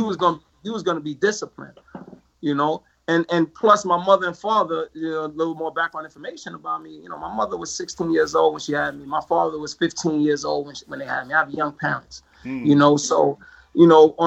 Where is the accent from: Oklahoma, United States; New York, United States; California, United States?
New York, United States; New York City; moved away as an adult; also born or lived in Rochester, New York / Spartanburg, South Carolina; as a Black man growing up in Jamaica, Queens